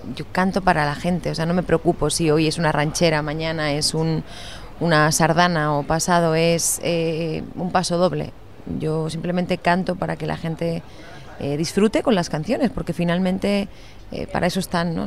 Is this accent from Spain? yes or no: yes; Lleida, Catalonia, Spain; also born or lived in Miami; yo nací en Lleida